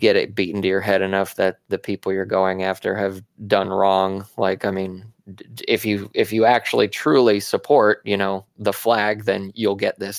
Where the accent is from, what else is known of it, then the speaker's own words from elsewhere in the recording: Arizona, United States; I grew up in Arizona